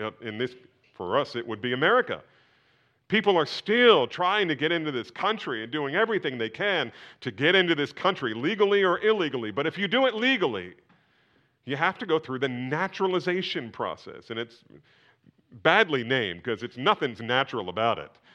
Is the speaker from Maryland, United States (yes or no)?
no; New Jersey, United States; I was born in New Jersey